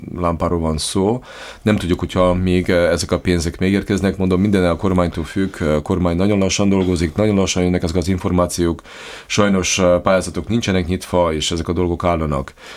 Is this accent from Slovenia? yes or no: yes; Lendava, Prekmurje, Slovenia; én is magyar vagyok, ön is magyar, és Lindván élünk